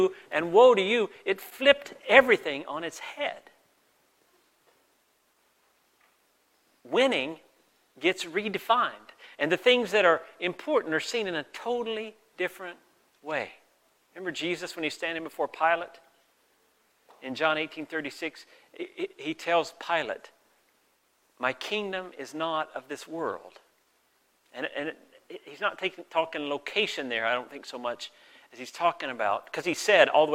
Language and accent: English; the American South, United States; moved away as an adult; also born or lived in Mexico; now in Canada; I grew up in the American South, which really shaped me